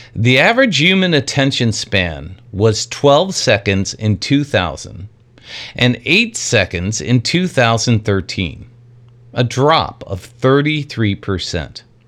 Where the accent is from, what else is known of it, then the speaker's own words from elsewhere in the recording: New York, United States; I grew up in New York in a very Italian family